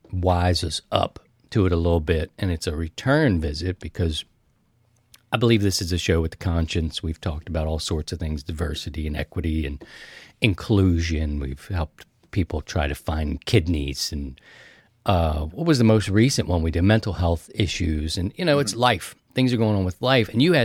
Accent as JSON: {"language": "English", "town": "Baltimore", "region": "Maryland", "country": "United States", "said": "I'm from Baltimore, so we had a different system."}